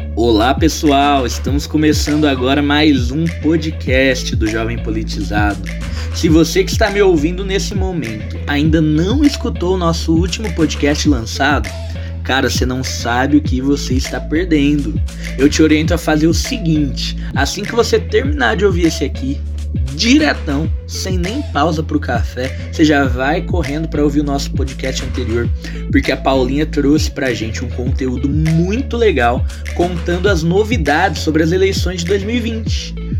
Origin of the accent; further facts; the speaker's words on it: Brazil; nós que somos brasileiros e jovens